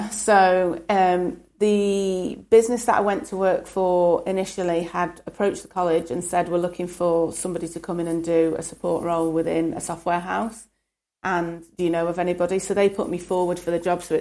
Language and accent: English; Stockport, North West England, United Kingdom; also born or lived in Birmingham; I was born in Birmingham, and then when I was, I think, about six, moved up to Stockport.